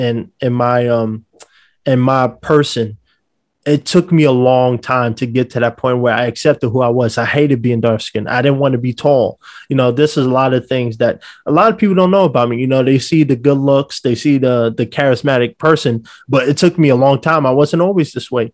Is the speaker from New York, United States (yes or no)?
yes; New York City, New York, United States; now in Los Angeles, United States; I'm from New York City, so we're very outspoken